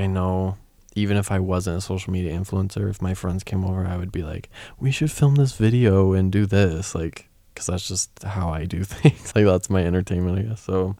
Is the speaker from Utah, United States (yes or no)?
yes; Utah, United States; Growing up in Utah